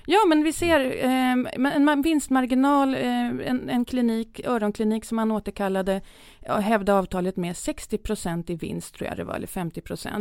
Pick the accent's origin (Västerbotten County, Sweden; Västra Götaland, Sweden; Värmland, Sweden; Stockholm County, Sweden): Stockholm County, Sweden; Södertälje; Jag är uppväxt i Södertälje